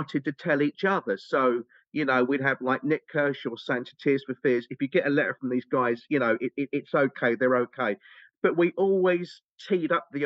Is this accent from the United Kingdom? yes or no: yes; England, United Kingdom; We're English. English. We're all nutty. We're English.